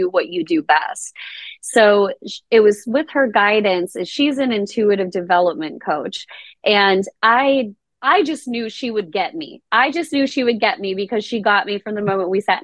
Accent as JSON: {"language": "English", "town": "Rochester", "region": "New York", "country": "United States", "tie": "born or raised there", "said": "I grew up in Rochester, New York"}